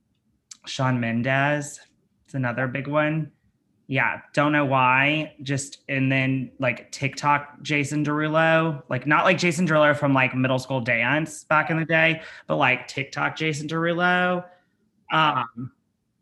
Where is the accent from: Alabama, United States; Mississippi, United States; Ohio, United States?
Alabama, United States; I'm from Alabama and like I grew up poor.